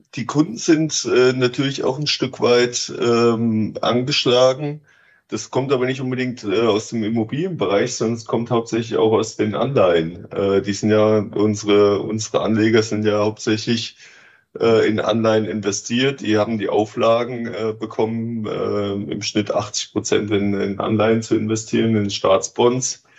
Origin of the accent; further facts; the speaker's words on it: East Germany, Germany; moved away as an adult; now in Switzerland; Ich komme aus Ostdeutschland.